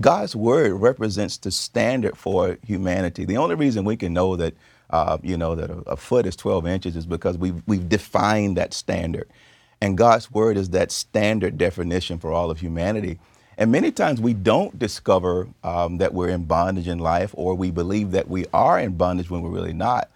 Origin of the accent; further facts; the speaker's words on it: the South, United States; I grew up in the South